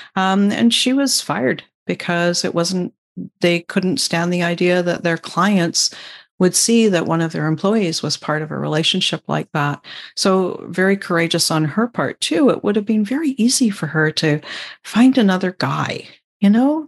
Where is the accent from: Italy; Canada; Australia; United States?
Canada; Vancouver, British Columbia; I'm Canadian, um, and I grew up just outside of Vancouver, um, and that's where I still live.